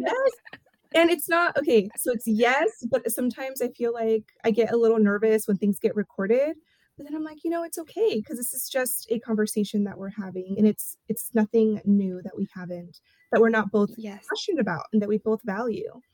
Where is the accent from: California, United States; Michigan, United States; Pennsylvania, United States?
California, United States; Porterville; first language Spanish; English is a second language; was born and raised in Porterville, California.